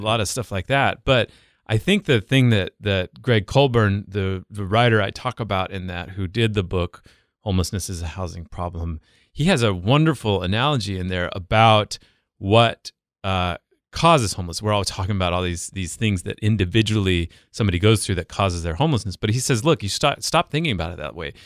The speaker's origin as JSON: {"language": "English", "region": "the West", "country": "United States", "tie": "born or raised there", "moved": "yes", "said": "I grew up in the West"}